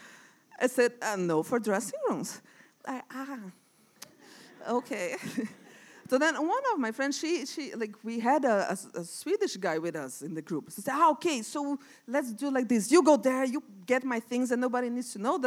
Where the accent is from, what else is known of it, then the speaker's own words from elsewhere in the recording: Brazil; moved away as an adult; also born or lived in São Paulo; now in Sweden; I came from Brazil, and I moved here on September